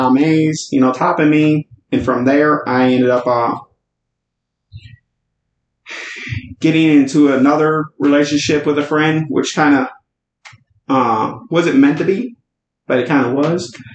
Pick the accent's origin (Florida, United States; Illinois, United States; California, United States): Illinois, United States; Chicago; moved away as an adult; also born or lived in the South; I was originally born and raised in Chicago